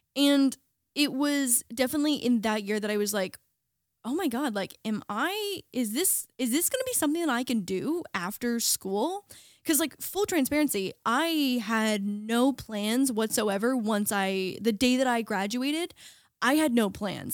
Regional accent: small town an hour from Toronto, Ontario, Canada; moved away as an adult; now in Los Angeles, United States; was in the States now as a Canadian

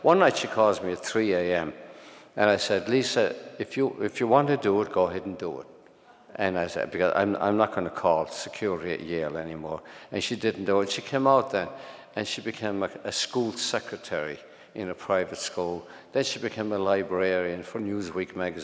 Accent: Ireland; moved away as an adult; also born or lived in Brooklyn, New York; now in New York, United States; That was the Ireland I grew up in, which, as it was, poverty stricken and priest ridden

